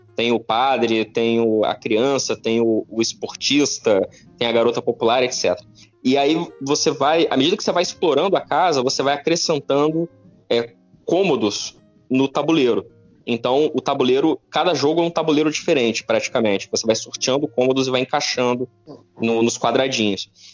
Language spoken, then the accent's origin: Portuguese; Petrópolis, Rio de Janeiro, Brazil; eu cresci em Petrópolis, Petrópolis tem uma tradição forte de xadrez